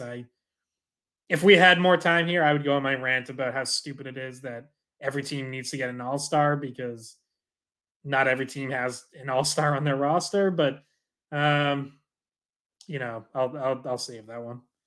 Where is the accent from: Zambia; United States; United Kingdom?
United States; Dracut, Massachusetts; I'm from Dorica, so I'm with you, like, went to Lockmarks's games growing up, Lowell Spinners